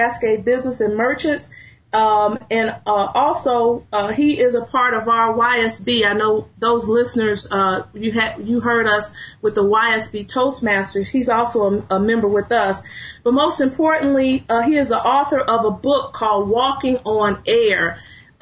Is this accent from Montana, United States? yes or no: no; Chicago, Illinois, United States; I was raised in Chicago, too